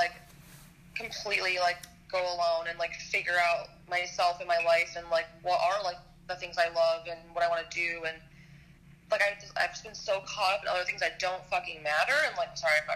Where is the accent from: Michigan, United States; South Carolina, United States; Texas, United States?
Michigan, United States; I'm 24, and I'm from Michigan